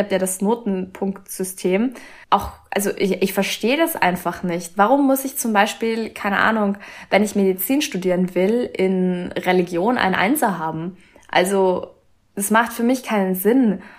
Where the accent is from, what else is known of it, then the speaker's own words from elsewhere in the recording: Austria; bei uns in Österreich